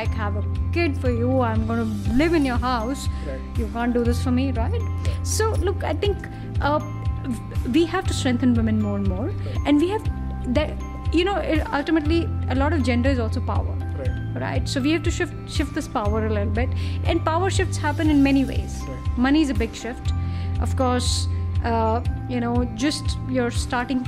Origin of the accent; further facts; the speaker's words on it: India; as Indians we're very permission seeking, and as Indian women we're even more permission seeking